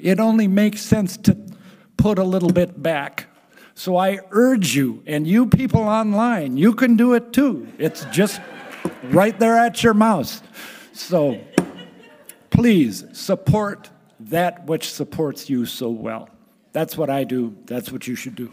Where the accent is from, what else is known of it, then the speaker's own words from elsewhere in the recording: Richfield, United States; I grew up in Richfield.